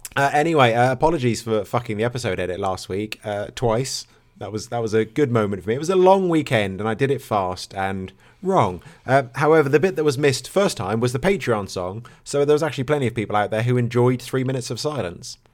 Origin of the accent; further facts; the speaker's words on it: Norfolk, East of England, United Kingdom; I'm from Norfolk